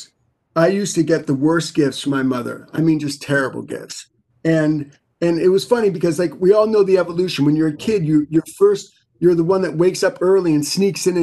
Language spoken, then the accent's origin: English; New York City, New York, United States; I grew up in New York City